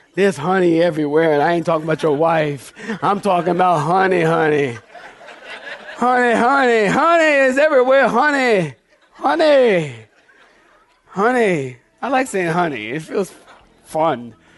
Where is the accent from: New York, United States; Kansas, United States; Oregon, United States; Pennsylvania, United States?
Pennsylvania, United States; Philadelphia; Maybe I'm talking like this 'cause I'm from Philly